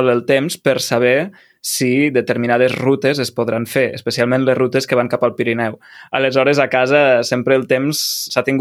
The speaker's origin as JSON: {"language": "Catalan", "town": "Lleida", "region": "Catalonia", "country": "Spain", "said": "clar, pensa que jo vinc de Lleida i a Lleida ens passem a l'hivern dos mesos ben bé sense, sense sol, o sigui, ens passem dos mesos amb boira"}